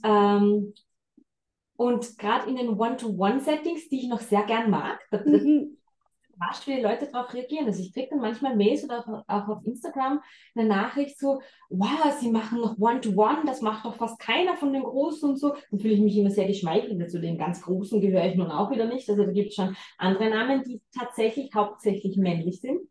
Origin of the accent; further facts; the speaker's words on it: Salzburg, Austria; moved away as an adult; also born or lived in Vienna; bin jetzt seit zweieinhalb Jahren wieder in der Heimat. Ich bin Salzburgerin ursprünglicherweise.